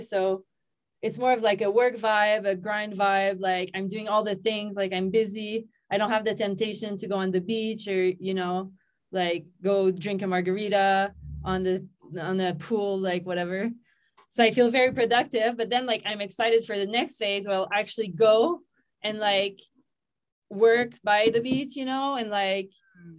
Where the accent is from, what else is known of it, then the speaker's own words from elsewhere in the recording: Gatineau, Quebec, Canada; now in Mexico; I'm from Gatineau in Quebec, Canada.